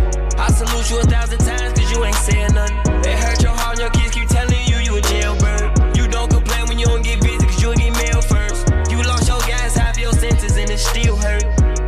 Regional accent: Chicago, Illinois, United States; I'm from Chicago

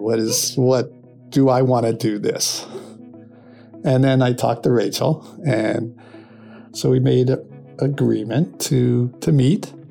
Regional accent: Philadelphia, Pennsylvania, United States; moved away; I'm originally from Philadelphia

